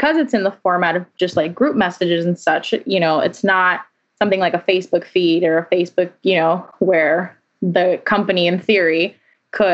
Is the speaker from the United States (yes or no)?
yes; South Florida, United States; I'm originally from Florida. I'm from South Florida, Cuban American, Latina. So I've grown up, you know, understanding the culture here